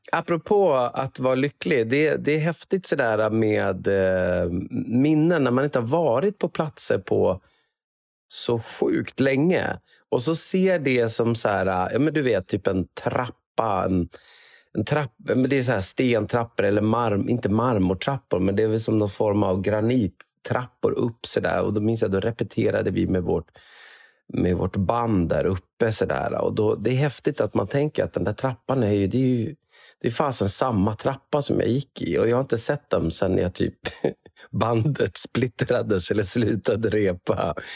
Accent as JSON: {"language": "Swedish", "town": "Umeå", "region": "Västerbotten County", "country": "Sweden", "tie": "born or raised there", "also_born_or_lived": "Gothenburg", "moved": "as an adult", "lives_now": "Karlstad, Sweden", "said": "jag är uppvuxen på Karlshöjd, eh, så, det är, så det är väldigt nära Sofiehem"}